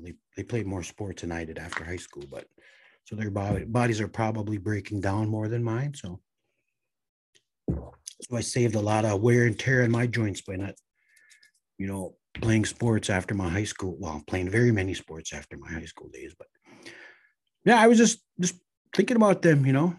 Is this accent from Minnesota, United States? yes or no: yes; Red Lake, Minnesota, United States; growing up in Red Lake, raising a family